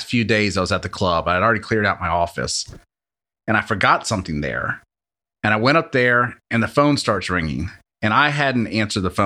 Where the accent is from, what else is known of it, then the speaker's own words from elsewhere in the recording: Louisiana, United States; now in Hattiesburg, United States; I'm from Louisiana